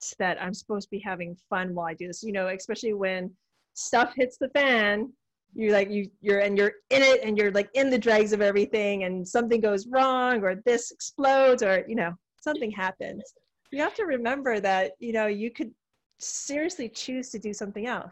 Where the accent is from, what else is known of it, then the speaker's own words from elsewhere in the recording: Hawaii, United States; moved away; I'm originally from Hawaii